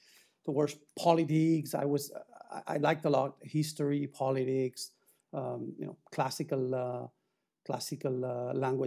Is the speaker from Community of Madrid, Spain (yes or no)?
no; Reus, Catalonia, Spain; moved away as an adult; also born or lived in Barcelona / Paris; I grew up in Tarragona, in Reus